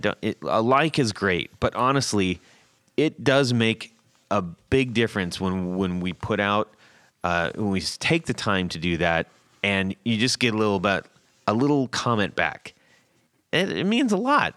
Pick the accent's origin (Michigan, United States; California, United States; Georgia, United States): California, United States; Southern; I grew up in Southern California.